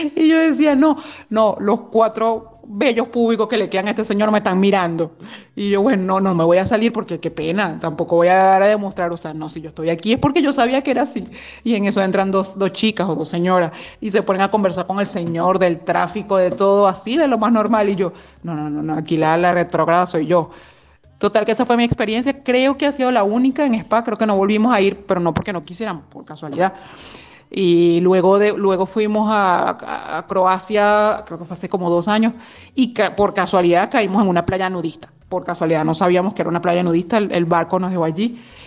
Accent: Venezuela; moved away as an adult; now in Belgium; somos dos chicas venezolanas que vivimos en Bélgica desde hace ya bastantes años

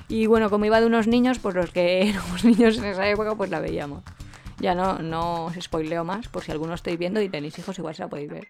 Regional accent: Alicante, Valencian Community, Spain; nosotros somos de Alicante

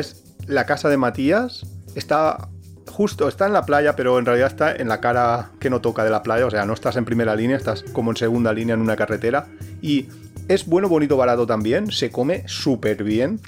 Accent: Valencia, Valencian Community, Spain; now in Alicante, Spain; Yo de pequeño tomaba en Valencia

